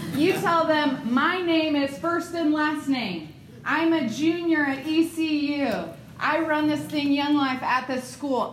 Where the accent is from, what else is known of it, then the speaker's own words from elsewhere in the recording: Ohio, United States; moved away; I'm from Ohio. I don't do like the southern pleasantries of Bless Your Heart.